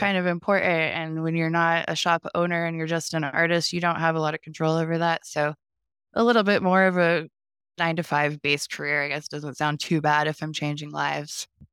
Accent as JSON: {"language": "English", "region": "Ohio", "country": "United States", "tie": "born or raised there", "also_born_or_lived": "Columbia, South Carolina", "moved": "yes", "lives_now": "Lexington, South Carolina, United States", "said": "So I was growing up in Ohio in a really small town"}